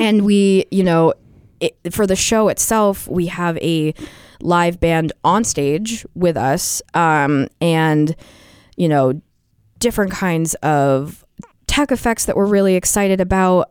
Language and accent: English; Portsmouth, New Hampshire, United States; I grew up in Portsmouth